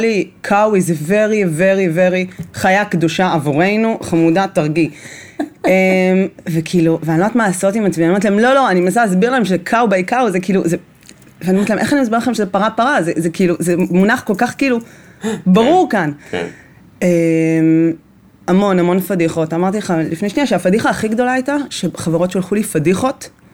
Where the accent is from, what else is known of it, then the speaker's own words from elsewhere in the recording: Bnei Brak, Tel Aviv District, Israel; גדלתי בבני ברק